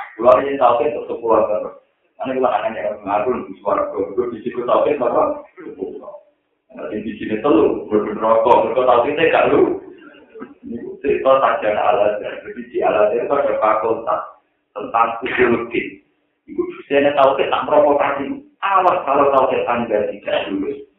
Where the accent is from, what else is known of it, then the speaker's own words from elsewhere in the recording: Java, Indonesia; Aku orang Jawa, orang Jawa